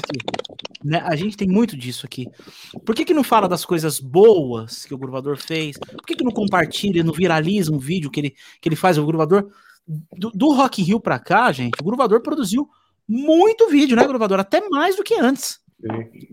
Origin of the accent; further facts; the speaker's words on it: Osasco, São Paulo, Brazil; Osasco, né? Que é minha terra.